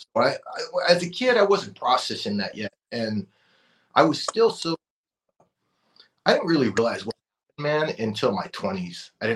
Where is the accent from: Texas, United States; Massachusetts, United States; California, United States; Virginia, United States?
California, United States; Oxnard; I grew up in Oxnard, California in the 90s